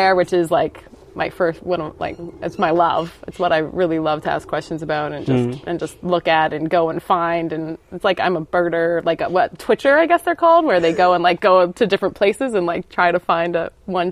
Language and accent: English; Ontario, Canada; moved away as an adult; now in Australia; I'm originally from Canada, and in Ontario, where I grew up